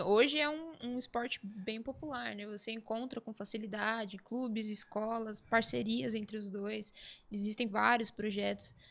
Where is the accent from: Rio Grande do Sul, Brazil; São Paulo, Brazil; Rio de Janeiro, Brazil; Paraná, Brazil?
São Paulo, Brazil; Santo André; Sou de Santo André, nascida